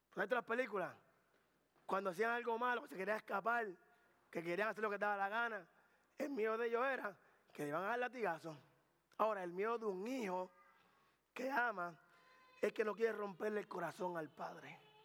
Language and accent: Spanish; Carolina, Puerto Rico; yo soy de Carolina, Puerto Rico del barrio